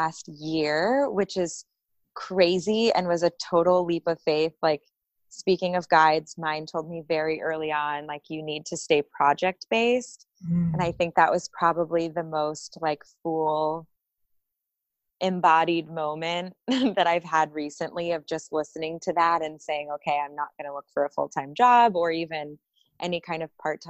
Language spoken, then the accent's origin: English; Folsom, California, United States; moved away; I grew up in California outside of Sacramento